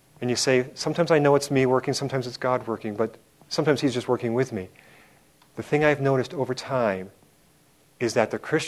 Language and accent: English; Milwaukee, Wisconsin, United States; when I was about 8 or 9 years old growing up in Milwaukee, Wisconsin